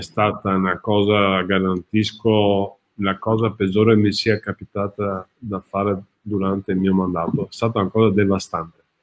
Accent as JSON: {"language": "Italian", "town": "Padua", "region": "Veneto", "country": "Italy", "said": "sono un padovano e amo questa città"}